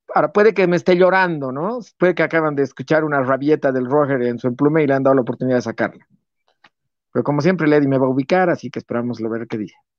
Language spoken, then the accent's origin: Spanish; Bolivia; Yo, yo amo, amo, amo mi país